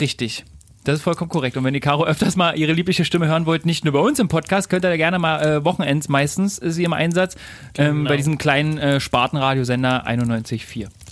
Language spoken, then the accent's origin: German; Germany; Bei uns in Deutschland